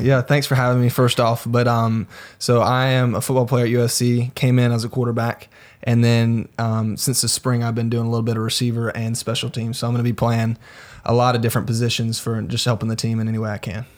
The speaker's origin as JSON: {"language": "English", "town": "Greenville", "region": "South Carolina", "country": "United States", "said": "I'm from Greenville, South Carolina. I moved around a little bit when I was younger."}